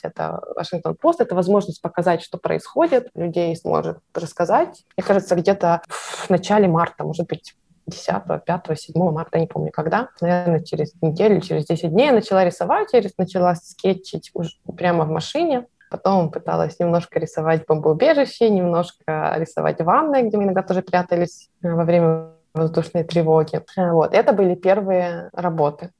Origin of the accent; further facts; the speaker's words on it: Ukraine; now in Kyiv, Ukraine; я из Украины